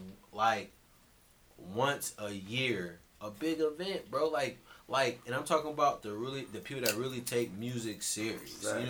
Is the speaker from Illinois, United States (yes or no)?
yes; Aurora, Illinois, United States; From Aurora, Illinois